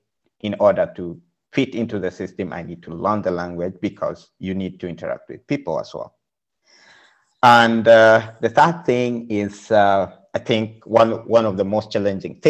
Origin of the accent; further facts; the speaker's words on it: Kenya; moved away as an adult; also born or lived in Budapest, Hungary; now in Berlin, Germany; I'm coming from Kenya.